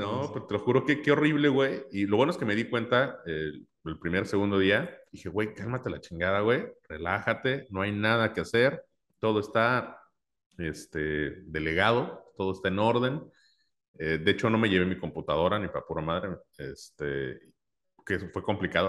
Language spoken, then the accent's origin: Spanish; Mexico; soy mexicano